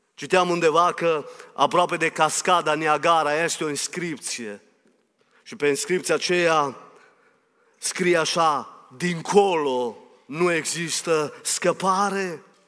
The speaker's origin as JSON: {"language": "Romanian", "country": "Romania", "said": "eu sunt român"}